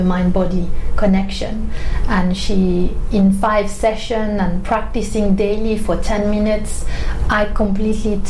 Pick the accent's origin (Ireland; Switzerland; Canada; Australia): Switzerland; now in London, United Kingdom; I was living in my hometown in Switzerland